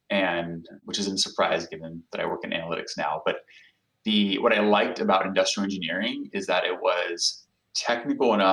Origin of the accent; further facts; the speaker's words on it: São Paulo, Brazil; I'm an analytics professional, as you know, so I, am never going to have the counterfactual to know uh, what it was like to not live there.